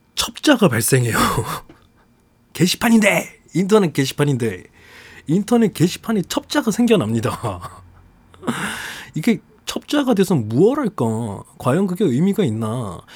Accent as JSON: {"language": "Korean", "region": "Jeju", "country": "South Korea", "tie": "born or raised there", "said": "고향이 제주도인 게 밝혀지는 것과"}